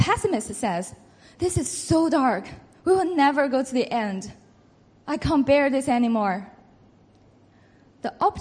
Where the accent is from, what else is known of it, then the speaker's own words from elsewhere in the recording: China; moved away as an adult; also born or lived in Beijing / Oxford; I was born in China. I grew up there.